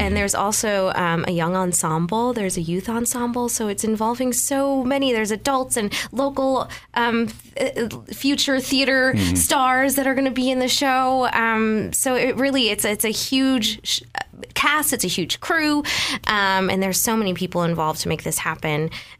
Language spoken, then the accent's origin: English; Rochester, New York, United States; I'm also from Rochester, New York.